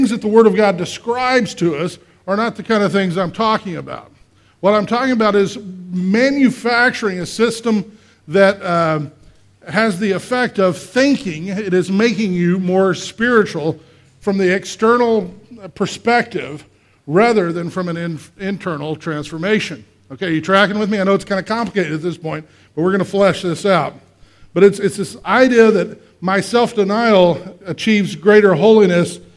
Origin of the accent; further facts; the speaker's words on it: Texas, United States; I grew up in Texas